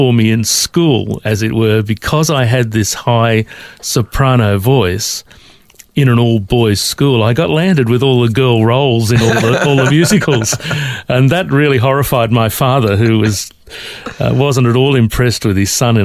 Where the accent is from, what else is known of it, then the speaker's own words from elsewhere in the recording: Sydney, New South Wales, Australia; now in Melbourne, Australia; I grew up in Sydney